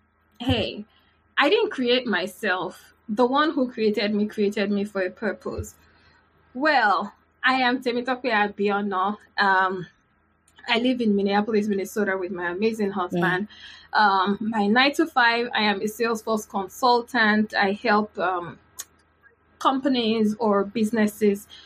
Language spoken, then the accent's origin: English; Nasarawa, Nigeria; moved away as an adult; also born or lived in Lagos, Nigeria; I was born in Lagos, Nigeria. But I think at age five or so, my mom got a job in Nasarawa. That's on the northern part of Nigeria. And we had to move